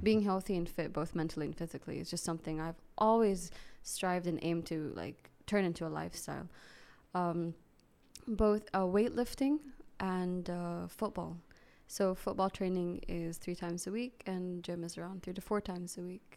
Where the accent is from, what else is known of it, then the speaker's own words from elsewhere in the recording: Saudi Arabia; I grew up here in Saudi